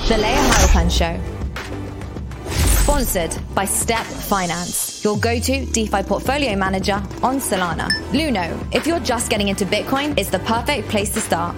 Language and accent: English; United Kingdom; I'm British